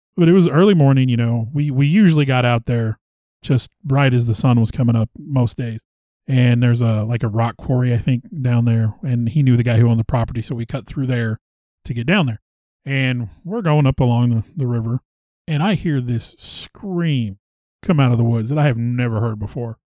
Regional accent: the Ozarks, Missouri, United States; you and I both born and raised in the Ozarks.

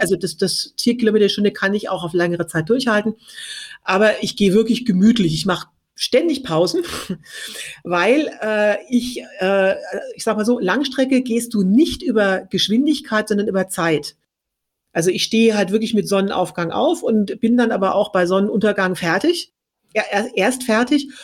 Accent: Franconia, Bavaria, Germany; ich komme aus Bayern, genauer gesagt aus Franken

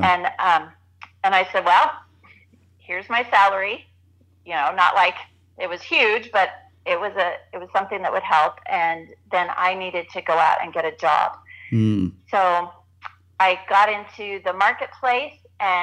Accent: Southern California, United States; moved away as an adult; also born or lived in northern Arizona; now in Arizona, United States; I grew up in Southern California

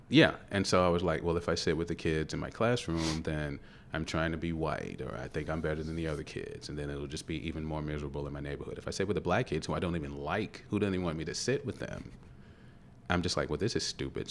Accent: Louisville, Kentucky, United States; I grew up in Parkland, which is like twenty-second Street

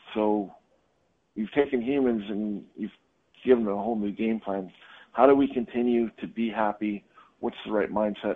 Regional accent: Canada; also born or lived in Hong Kong; now in United States; I'm Canadian

